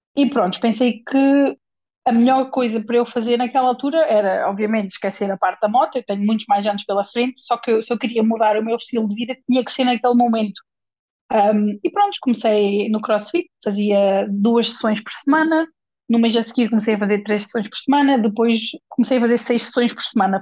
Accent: Portugal; moved away; also born or lived in England / Spain; havia um ginásio na zona de onde eu sou, de Portugal, na zona da Nadia

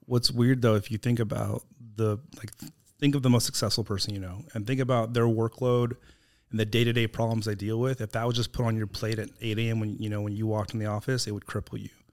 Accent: Texas, United States; also born or lived in California; we moved to Texas when I was nine from California

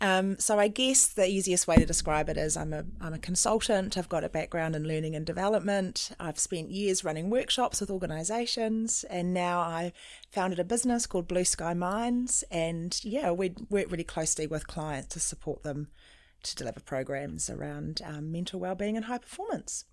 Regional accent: New Zealand; also born or lived in South Africa; when I was three and my brother was one, um, my parents brought us to New Zealand on a ship

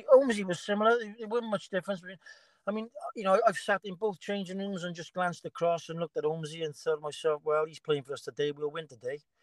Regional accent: Cardiff, Wales, United Kingdom; I'm born and bred in Cardiff

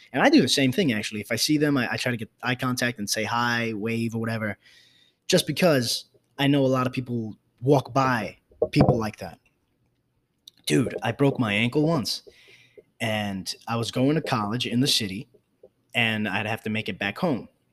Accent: New York City, New York, United States; I grew up in the South Bronx

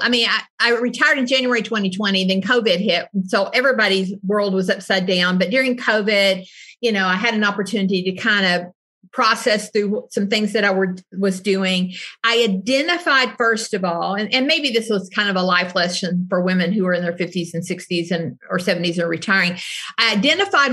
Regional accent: Southeastern Kentucky, United States; I was born in Southeastern Kentucky, which is a very heavy welfare poverty part of the country

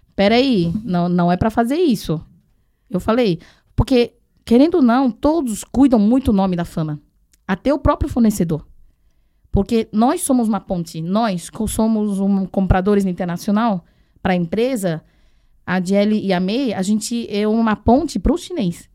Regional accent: Taiwan; now in Brazil; eu que sou de Taiwan, independente se sou de Taiwan, China, eu tô falando chinês

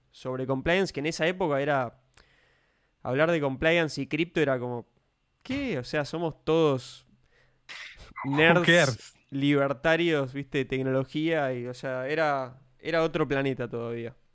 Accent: Spain; Yo soy español.

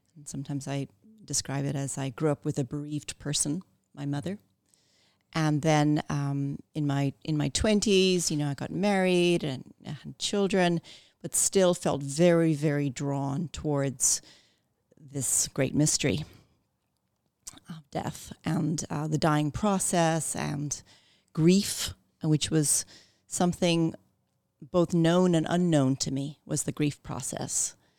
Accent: Ireland; moved away; also born or lived in Canada; moving back to Ireland and growing up there

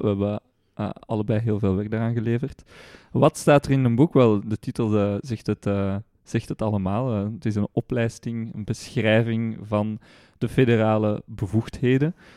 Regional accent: Etterbeek, Brussels-Capital Region, Belgium; ik ben geboren en getogen in, eh, in het mooie, eh, mondaine Etterbeek

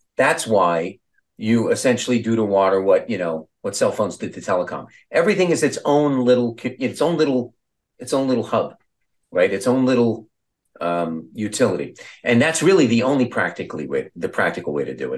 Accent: Long Beach, New York, United States; I was from Long

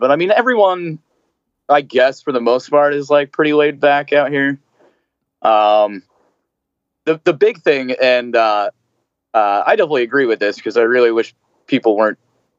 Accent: New Jersey, United States; moved away; And, you know, growing up in Jersey and everybody, like, I definitely had to dial a lot of my sarcasm back at first when I moved out here

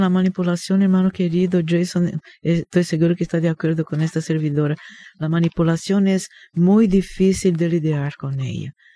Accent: Rio de Janeiro, Brazil; moved away; Yo crecí, hermano, en Río de Janeiro, en Brasil. Por esto tengo este acento raro

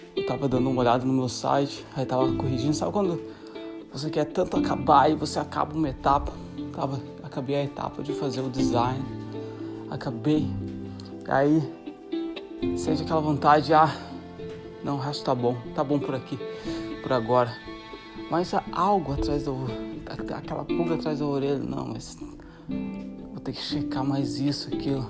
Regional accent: Santa Catarina, Brazil; moved away as an adult; also born or lived in Africa / South America / Europe; sou brasileiro de Santa Catarina

